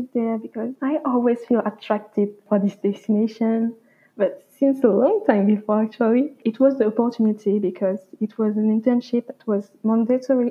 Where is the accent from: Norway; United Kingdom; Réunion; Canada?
Réunion; moved away as an adult; also born or lived in France; So I come from Réunion Island. This is where my family comes from, where I was born and where I grew up